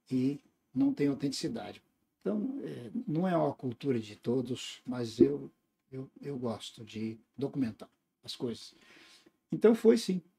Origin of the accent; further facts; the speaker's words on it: Tumiritinga, Minas Gerais, Brazil; born there; um vilarejo, né? que é, ficou como a minha cidade natal no meu documento, né? chama Tumiritinga essa cidade.